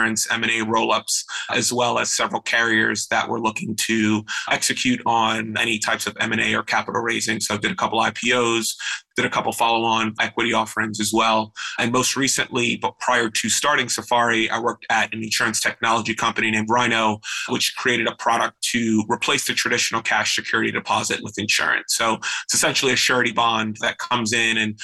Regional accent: New York City, New York, United States; moved away; also born or lived in central New Jersey; My hometown is Brooklyn, New York. I'm from Crown Heights

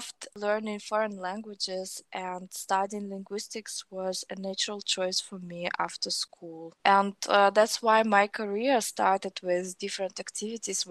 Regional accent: Nizhny Tagil, Sverdlovsk Oblast, Russia; now in Berlin, Germany; I currently live in Berlin, in Germany, but I'm originally from Russia.

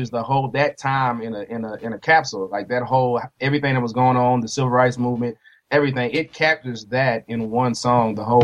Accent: Nashville, Tennessee, United States; also born or lived in Tampa; now in Oklahoma, United States; I tell them I was born in Tampa, but Nashville's home for me.

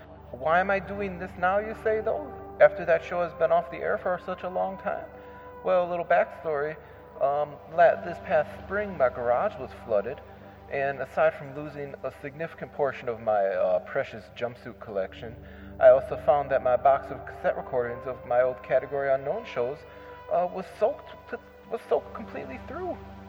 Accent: Wisconsin, United States; for a long time, I hosted a weekly local radio show in my hometown here in Wisconsin.

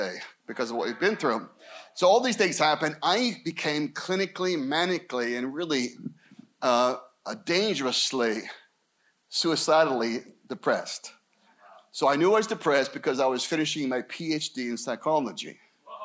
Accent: Scottsdale, Arizona, United States; also born or lived in Anaheim, Orange County; We moved back to my hometown, Scottsdale.

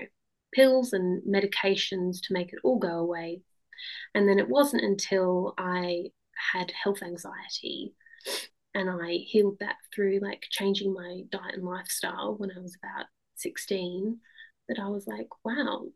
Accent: Australia; moved away; And I grew up in Australia, and then we moved over

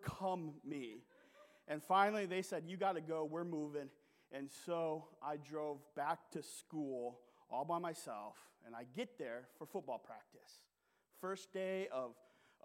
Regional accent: Sault Ste. Marie, Michigan, United States; moved away; also born or lived in Eastern Kentucky / Burke, Virginia; the Sioux Locks, which are in my hometown

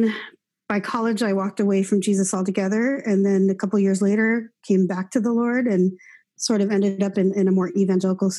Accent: Seattle, Washington, United States; now in Los Angeles, United States; I was born here in Los Angeles, where I am now, and moved to Seattle early on. And so most of my life has been grown up. I grew up in Seattle, Washington.

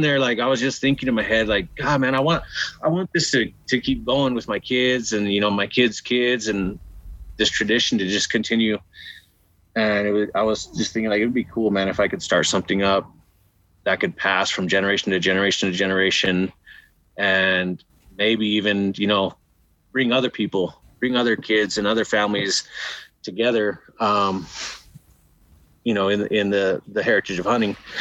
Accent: New Mexico, United States; now in Arizona, United States; I was born out in Arizona, raised in New Mexico, always outdoors

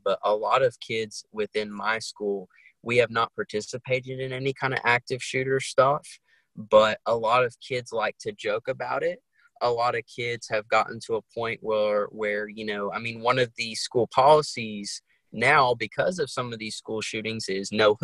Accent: New York City, New York, United States; now in North Carolina, United States; I grew up originally in Brooklyn, New York, and now I reside in North Carolina, a small town in North Carolina

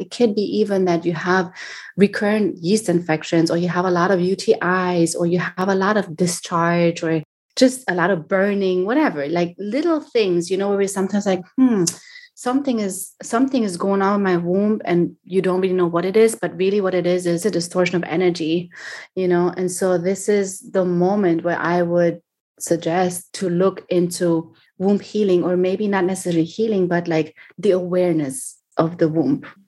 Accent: Germany; moved away as an adult; now in Miami, United States; I was born and raised in Germany

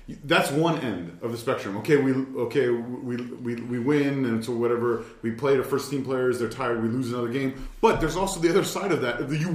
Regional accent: Ontario, Canada; I'm from Ontario, so yeah.

